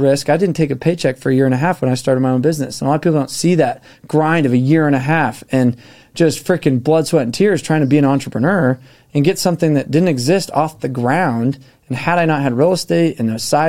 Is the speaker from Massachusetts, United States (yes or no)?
no; Park City, Utah, United States; I grew up in Park City